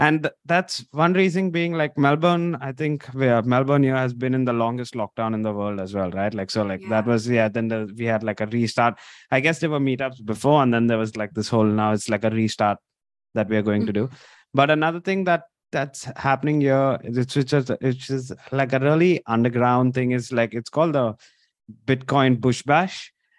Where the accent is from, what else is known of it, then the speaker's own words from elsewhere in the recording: India; moved away; also born or lived in Mumbai; I'm originally from India